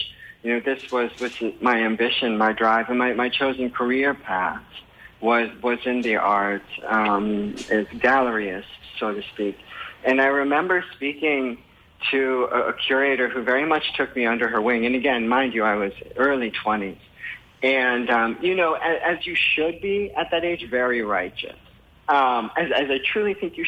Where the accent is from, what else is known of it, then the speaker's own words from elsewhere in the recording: Connecticut, United States; also born or lived in Newport, Rhode Island; now in St. Croix, US Virgin Islands; I'm from Connecticut